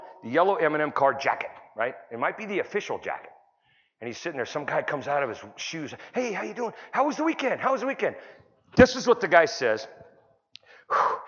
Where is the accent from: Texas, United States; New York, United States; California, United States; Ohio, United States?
California, United States; I'm from California